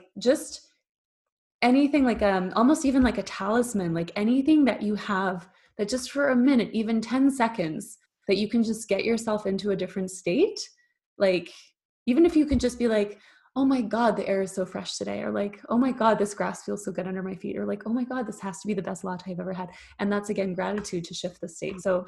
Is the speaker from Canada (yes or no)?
yes; Canada; moved away as an adult; now in Germany; I live in Germany. I'm Canadian. I live in Germany.